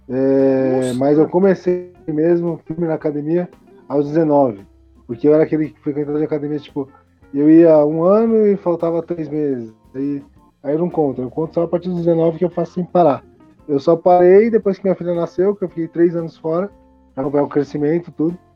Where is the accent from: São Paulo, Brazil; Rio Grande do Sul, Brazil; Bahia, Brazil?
São Paulo, Brazil; Guarulhos; also born or lived in the interior (countryside); Eu estava em Guarulhos, né? Eu sou de Guarulhos.